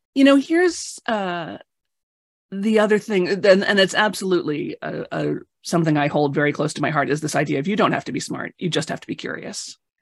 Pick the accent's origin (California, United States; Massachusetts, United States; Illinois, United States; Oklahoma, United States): Illinois, United States; Chicago; I grew up in Chicago